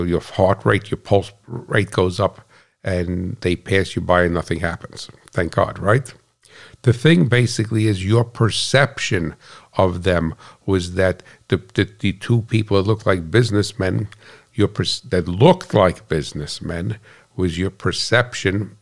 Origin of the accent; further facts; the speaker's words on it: United States; I'm American